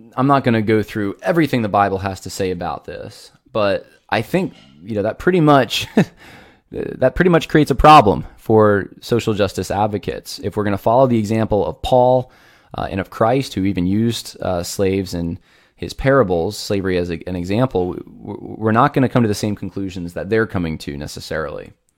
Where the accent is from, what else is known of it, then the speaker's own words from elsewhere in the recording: United States; I am an American who pays taxes